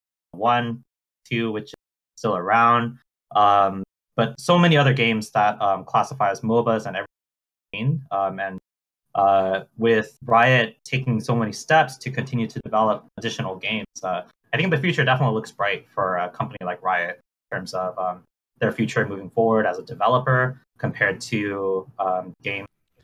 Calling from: Sacramento, California, United States; I am calling from Sacramento, California.

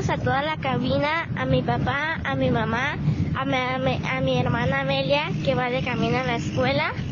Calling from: Tepic, Nayarit, Mexico; Hola, Teo. … de Tepic, Nayarit y la respuesta de la adivinanza es la tela.

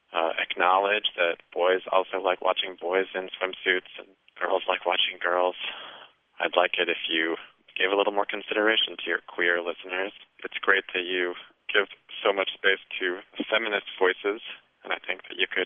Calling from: Chicago, Illinois, United States; I'm calling from Humboldt Park in Chicago.

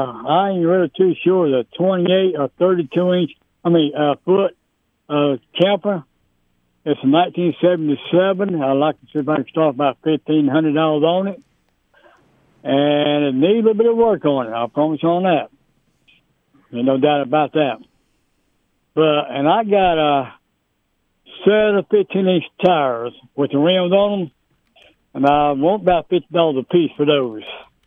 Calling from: York, South Carolina, United States; I'm calling from York, South Carolina.

